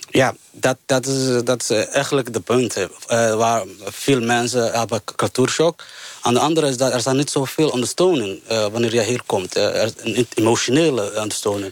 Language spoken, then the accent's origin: Dutch; Somalia; Dutch is a second language; now in Netherlands; Ik kom uit Somalië